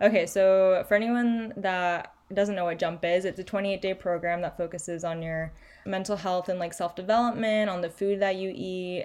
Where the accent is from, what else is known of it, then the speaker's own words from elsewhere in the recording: Chile; moved away; I grew up in Chile